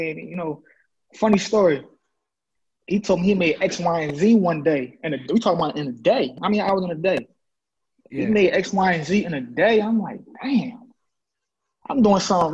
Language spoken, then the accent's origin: English; Philadelphia, Pennsylvania, United States; I'm from Logan, east side of Big Zach. Growing up, you know, it was apartments